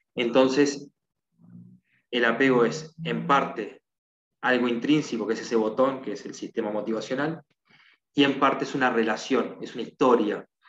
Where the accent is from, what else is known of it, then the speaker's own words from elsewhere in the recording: Uruguay; soy de Uruguay